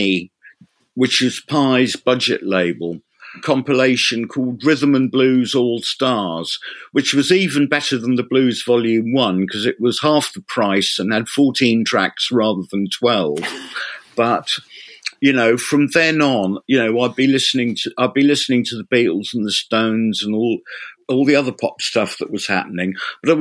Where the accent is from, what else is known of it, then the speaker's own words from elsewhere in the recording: Reading, South East England, United Kingdom; moved away as an adult; also born or lived in London; now in Ipswich, United Kingdom; I was born in London, raised in Reading, and I didn't get to get out of Reading and back to London until I was nearly 20.